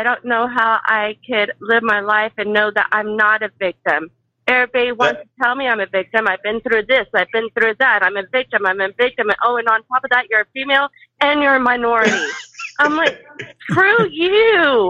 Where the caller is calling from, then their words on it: Tomball, Texas, United States; from Tomball, Texas.